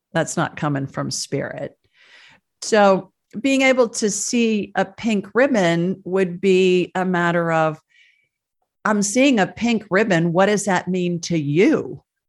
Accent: Ohio, United States; moved away as an adult; also born or lived in Sioux Falls, South Dakota; now in Alabama, United States; I grew up in Ohio

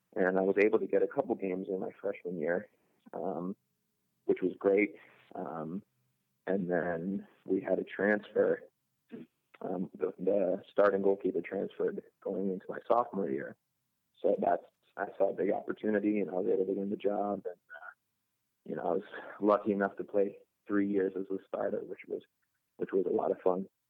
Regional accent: Rochester, New York, United States; moved away as an adult; now in Pittsburgh, United States; I'm from Rochester, New York

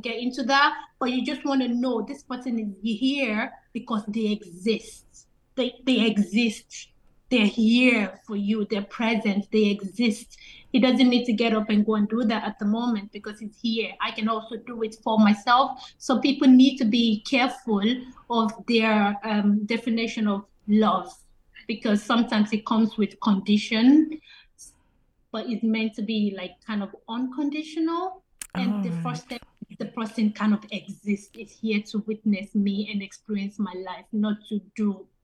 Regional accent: Nigeria; also born or lived in England; now in Ireland; I'm Nigerian.

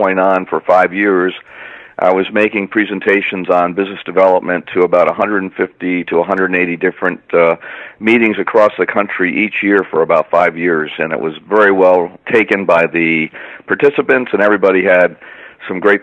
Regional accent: Rhode Island, United States; moved away as an adult; also born or lived in Boston; Well, I grew up in Rhode Island, went to school in Boston

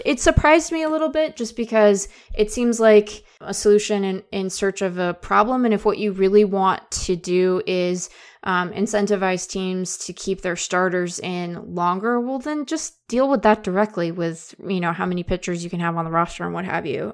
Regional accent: Seattle, Washington, United States; I'm from Seattle

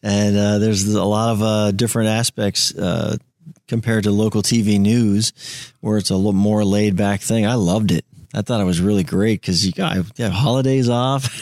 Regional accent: Tampa, Florida, United States; I'm a Tampa guy. I grew up in Tampa

